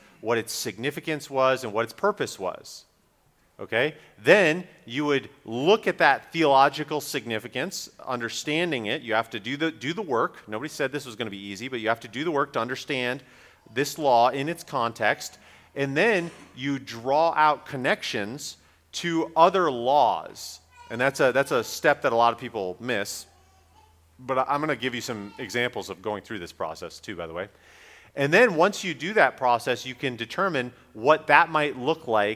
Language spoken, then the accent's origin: English; Raleigh, North Carolina, United States; my hometown of Raleigh